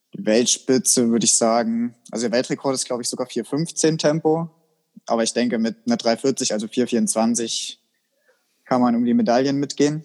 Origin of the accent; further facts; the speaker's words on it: Germany; bei uns in Deutschland